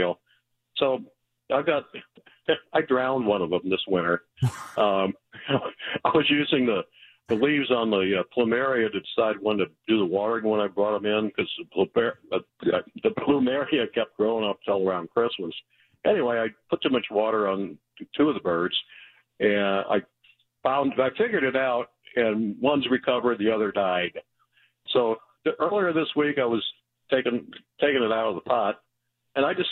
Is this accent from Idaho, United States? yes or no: no; St. Louis, Missouri, United States; now in Chesterfield, United States; I grew up in South St. Louis